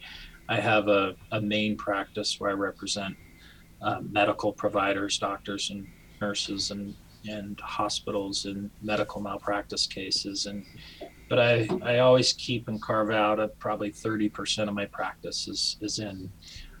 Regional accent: Idaho Falls, Idaho, United States; moved away as an adult; also born or lived in Rexburg, Idaho; now in Utah, United States; I'm from Idaho Falls, Idaho. That's where I grew up

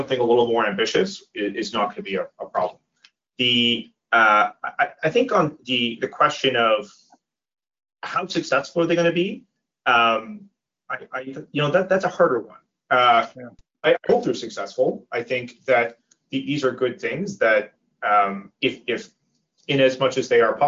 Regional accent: Nova Scotia, Canada; I grew up in Nova Scotia, we all had baseboard heaters

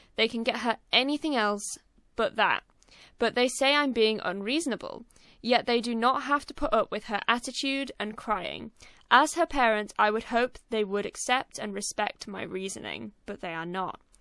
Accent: United Kingdom; I'm British, and British people normally have the most sarcastic and crude sense of humor

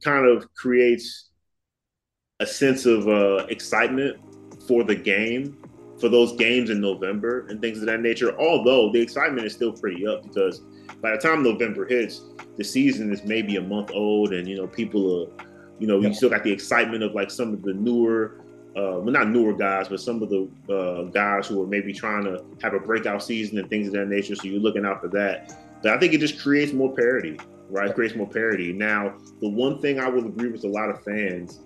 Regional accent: Prince George's County, Maryland, United States; I'm from Maryland. I'm from PG County, Maryland.

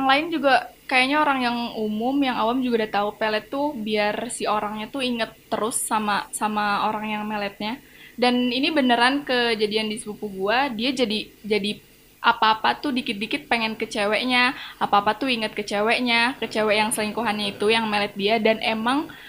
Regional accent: Banten, Indonesia; Gue dari Banten yang kalian tadi bilang emang eh, budaya mistisnya masih melekat.

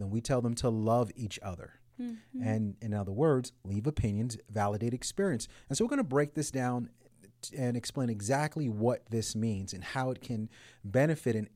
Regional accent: United States; I'm American

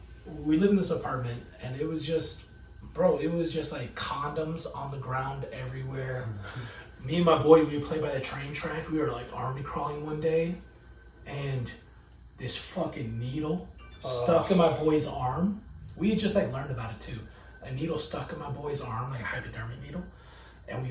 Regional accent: Oceanside, California, United States; also born or lived in Nevada; I'm from Oceanside.

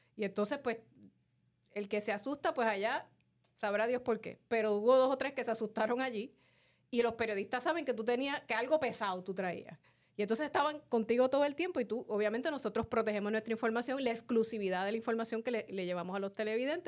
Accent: Carolina, Puerto Rico; Como dicen en mi pueblo de Carolina

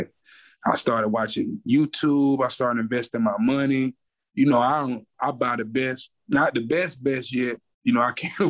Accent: United States; born or raised there

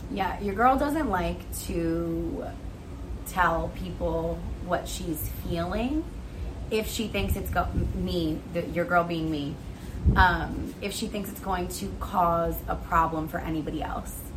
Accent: New Jersey, United States; I'm from New Jersey.

